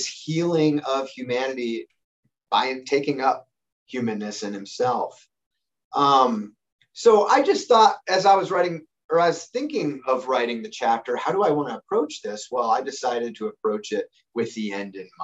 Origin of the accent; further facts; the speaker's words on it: United States; I'm an American